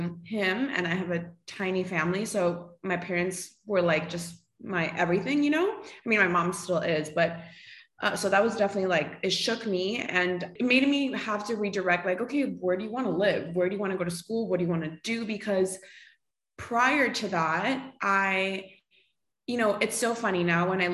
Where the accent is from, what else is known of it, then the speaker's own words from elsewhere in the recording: Costa Rica; moved away as an adult; now in Miami, United States; I live in Miami, like you mentioned. I was born and raised in Costa Rica. So I lived there until I was like 19.